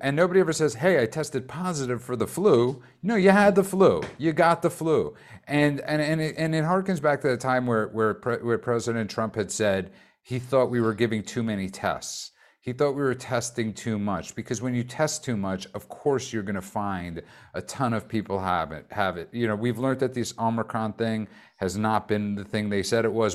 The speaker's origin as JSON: {"language": "English", "town": "New York City", "region": "New York", "country": "United States", "tie": "born or raised there", "said": "I grew up in Brooklyn"}